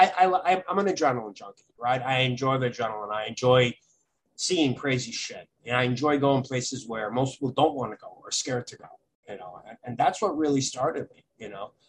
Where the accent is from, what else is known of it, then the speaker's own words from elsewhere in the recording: New York City, New York, United States; I grew up in Brooklyn, in the Midwood area of Brooklyn